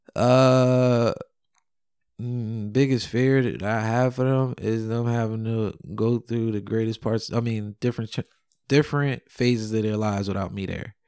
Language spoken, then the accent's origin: English; New York, United States; also born or lived in Simi Valley, California; I'm from New York